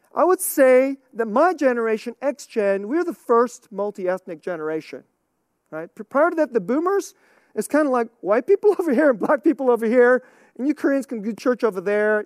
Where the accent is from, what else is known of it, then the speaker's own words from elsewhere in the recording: United States; I'm American